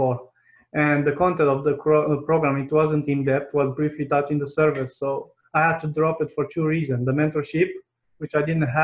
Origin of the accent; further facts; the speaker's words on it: Romania; English is a second language; My first language is not English. I come from a poor country, which is Romania